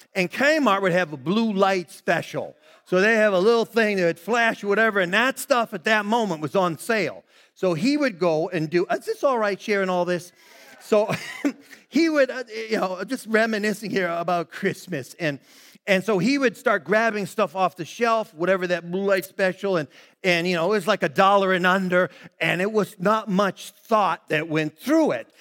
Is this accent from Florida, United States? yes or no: no; Brockton, Massachusetts, United States; that became our neighborhood there growing up in Brockton, Mass.